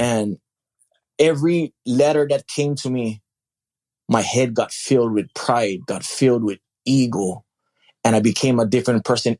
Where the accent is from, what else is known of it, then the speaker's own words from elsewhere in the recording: Hawaii, United States; moved away as an adult; also born or lived in Alaska; I grew up in Hawaii.